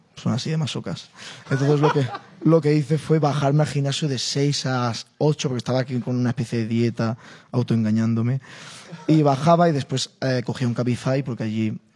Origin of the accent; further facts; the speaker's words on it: Spain; como español, como flamenco